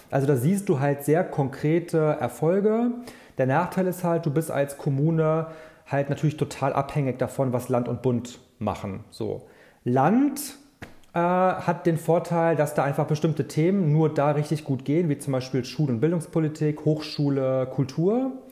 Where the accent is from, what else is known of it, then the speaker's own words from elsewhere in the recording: Troisdorf, North Rhine-Westphalia, Germany; Ich komme aus Troisdorf, was ja nah bei Köln ist